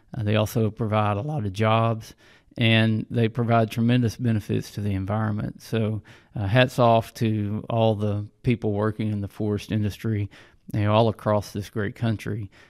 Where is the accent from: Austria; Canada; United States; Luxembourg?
United States; Hot Springs, Arkansas; I grew up in Hot Springs, Arkansas, was born and raised